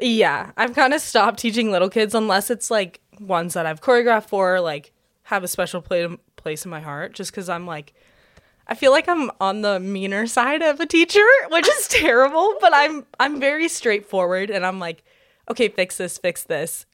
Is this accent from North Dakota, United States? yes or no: yes; Bismarck, North Dakota, United States; I grew up in Bismarck, North Dakota